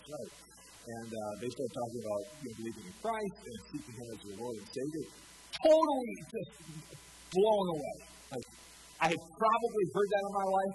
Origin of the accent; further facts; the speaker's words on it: Montevideo, Minnesota, United States; I grew up in Montevideo. I graduated in 1997